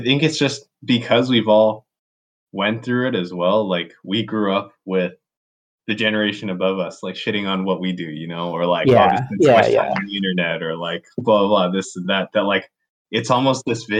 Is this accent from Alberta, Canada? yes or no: yes; Calgary, Alberta, Canada; growing up in Calgary, I felt like I don't know, maybe it's because I was in IB